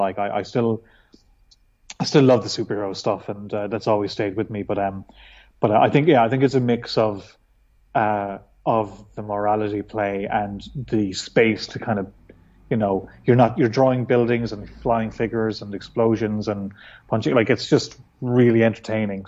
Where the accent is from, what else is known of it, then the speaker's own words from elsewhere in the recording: west of Ireland, Ireland; now in Dublin, Ireland; I'm from Ireland, from the west of Ireland, which is kind of more rural than, say, where I live now, which is Dublin